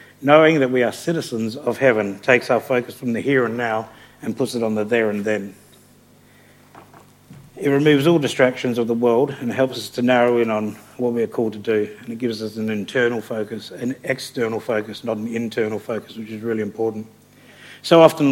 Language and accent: English; England, United Kingdom; now in Australia; I'm not an Australian citizen, I'm a POM. I've got an English passport and I have a visa that says I can return to Australia